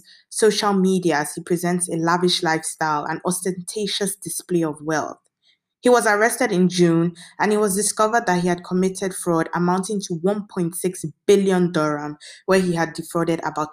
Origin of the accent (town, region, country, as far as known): Nigeria